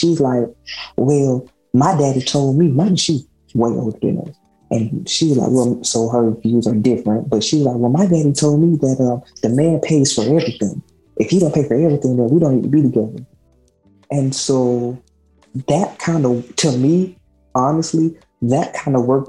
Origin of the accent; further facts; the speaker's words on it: the South, United States; we're from the South